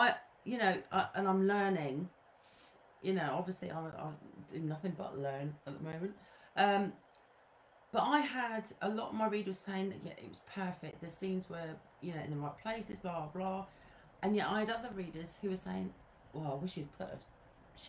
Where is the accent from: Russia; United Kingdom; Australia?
United Kingdom; England; moved away as an adult; I'm English and I'm still very English even after 9 years